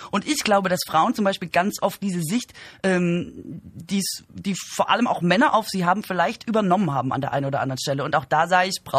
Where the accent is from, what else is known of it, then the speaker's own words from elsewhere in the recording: Baden-Württemberg, Germany; Ja, ich komme aus Baden-Württemberg.